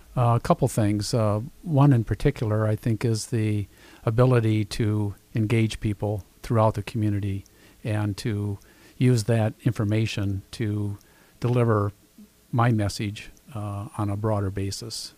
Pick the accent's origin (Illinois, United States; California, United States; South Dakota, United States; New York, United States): South Dakota, United States; Sioux Falls; I'm a Sioux Falls kid. I was born and raised here.